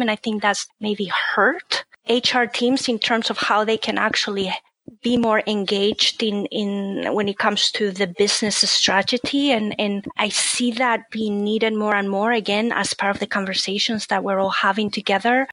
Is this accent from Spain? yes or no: yes; Spain; moved away as an adult; now in Cincinnati, United States; I'm originally from Spain, so my family was in Spain